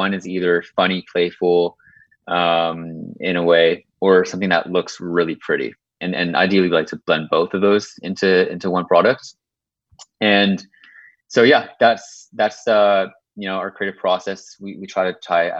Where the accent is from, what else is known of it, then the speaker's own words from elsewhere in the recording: a little bit north of Toronto, Ontario, Canada; I grew up in Canada